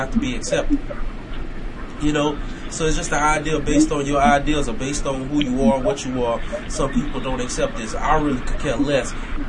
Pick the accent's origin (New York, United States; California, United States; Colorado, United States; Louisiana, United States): Louisiana, United States; Gonzales; also born or lived in Fort Worth, Texas; now in Houston, United States; being from Gonzalez and living in Killer.